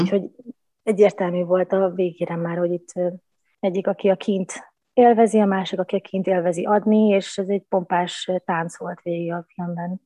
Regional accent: Vojvodina, Serbia; moved away as an adult; úgy döntöttem 19 évnyi világjárás és csavargás után, hogy akkor vissza a gyökerekhez. Úgyhogy most itthon

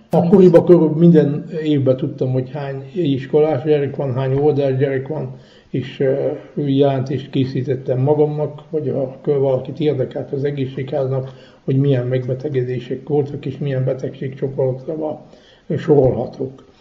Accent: Feketić, Vojvodina, Serbia; also born or lived in Rakovó (birthplace); jöttünk hegyesre, és itt közben tudtunk magyarul

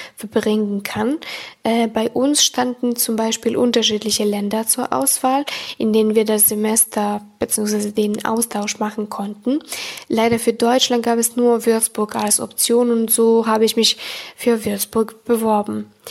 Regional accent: Serbia; German is a second language; Ich komme aus Serbien.

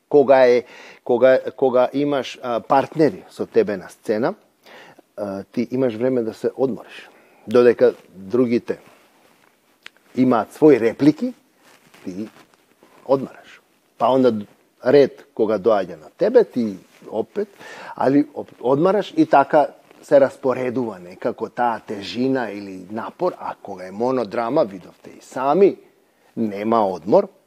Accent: Skopje, North Macedonia; moved away; сум јас од Македонија, од Скопје.

